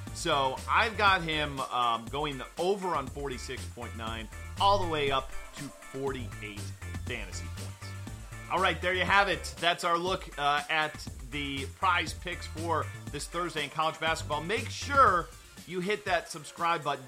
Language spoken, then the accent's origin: English; Florida, United States; my home state of uh, Florida